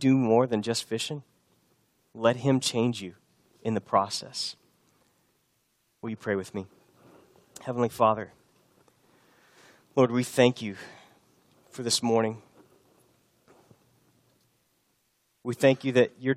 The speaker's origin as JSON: {"language": "English", "region": "Texas", "country": "United States", "also_born_or_lived": "Boston", "moved": "as an adult", "said": "I was from Texas"}